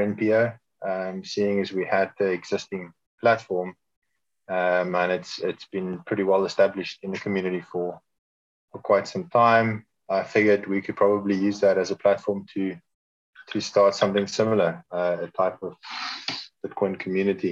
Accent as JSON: {"language": "English", "country": "South Africa", "tie": "born or raised there", "said": "I'm South African. I was born here. I grew up here."}